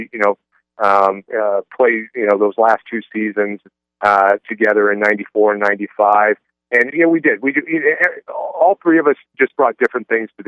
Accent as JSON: {"language": "English", "region": "Iowa", "country": "United States", "moved": "yes", "said": "I'm from Iowa, And I had a lot of friends and family there"}